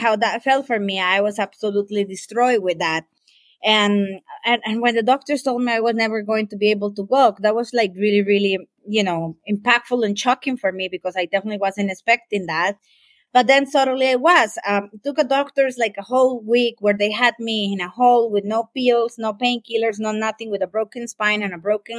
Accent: Costa Rica; I am from Costa Rica, beautiful paradise here

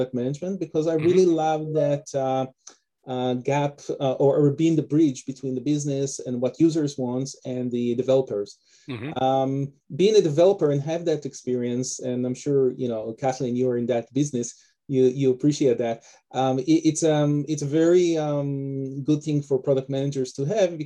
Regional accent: Israel; moved away as an adult; also born or lived in Detroit, United States; now in Canada; originally I'm from Israel. That's also where my name and my accent come from. And I was born and raised over there

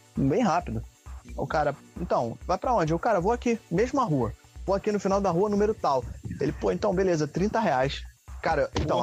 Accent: Rio de Janeiro, Brazil; also born or lived in Duque de Caxias; eu sou carioca, cara. Moro aqui desde que eu nasci

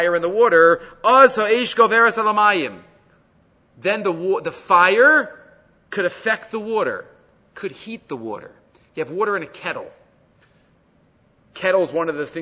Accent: New York City, New York, United States; I grew up in Far Rockaway.

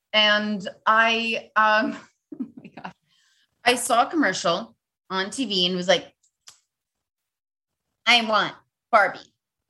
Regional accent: New York, United States; growing up in New York

